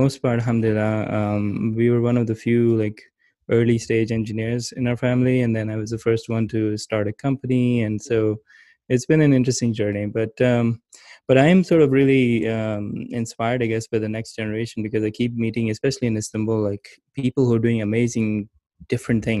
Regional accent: Pakistan; moved away as an adult; also born or lived in Gilgit; now in United States; my childhood was mostly in growing up in Pakistan. But I went to the US for college

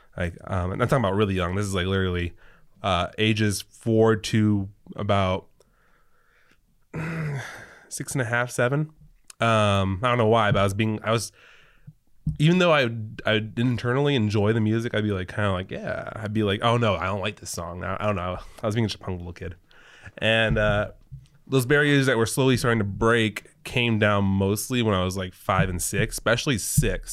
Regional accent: California, United States; also born or lived in New Mexico; age six was this year that we moved from New Mexico to California.

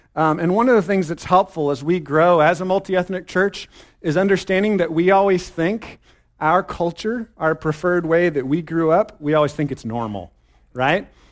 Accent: Texas, United States; I'm a Texan, okay? I'm a Texan, Texas, sorry, Texas, all hail the mighty state

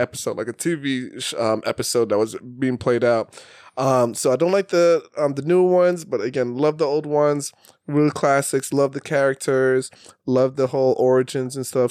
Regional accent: New York City, New York, United States; growing up in Brooklyn

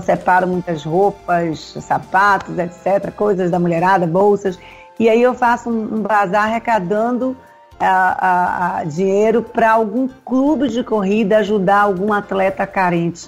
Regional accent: Salvador, Bahia, Brazil; also born or lived in Pernambuco; Eu cheguei aqui na Bahia, eu vim de Pernambuco, cheguei aqui ainda criança

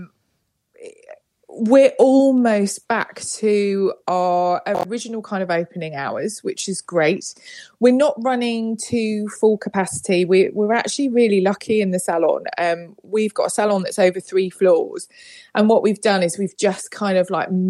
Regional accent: United Kingdom; accent: British; I'm coming to you live and direct from the UK.

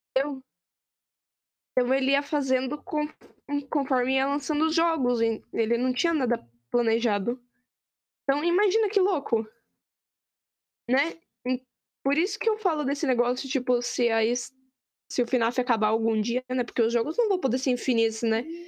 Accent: Brazil; a gente é do Brasil

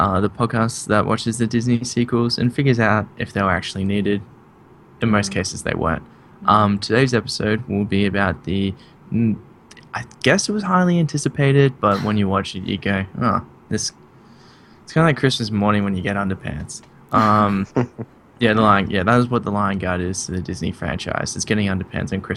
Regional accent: Australia; I'm from Australia

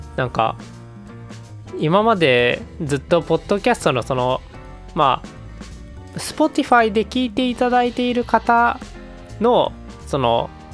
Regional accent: Kansai, Japan; 我々関西人

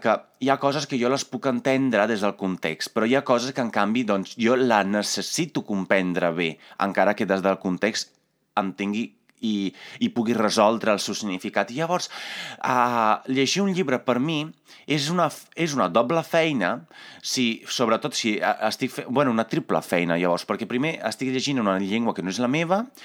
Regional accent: Italy; Catalan is a second language; moved away; jo sóc d'Itàlia

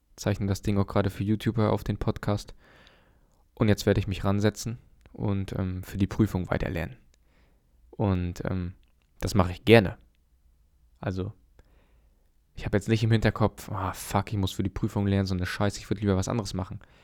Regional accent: Germany; bei uns in Deutschland

